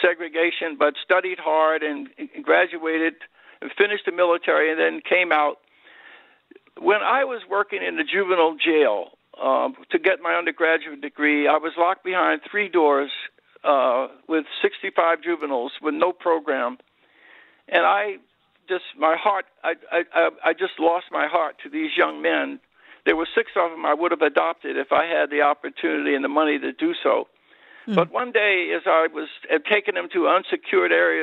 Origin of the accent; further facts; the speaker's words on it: Philadelphia, Pennsylvania, United States; I grew up in South Philadelphia during the Depression, into a little low-income neighborhood